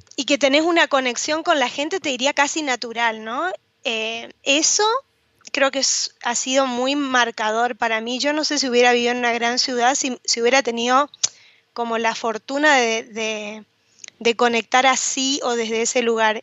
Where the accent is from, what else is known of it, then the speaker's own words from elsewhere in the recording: Goya, Corrientes, Argentina; also born or lived in United States; mi mamá se volvió a Goya a vivir este, conmigo